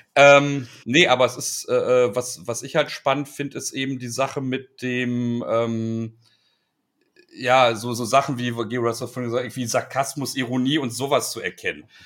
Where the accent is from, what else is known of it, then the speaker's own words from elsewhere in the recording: Ruhr area, North Rhine-Westphalia, Germany; ich komme aus dem Ruhrgebiet, also ich habe hier Strukturwandel quasi schon mit der Muttermilch aufgesogen.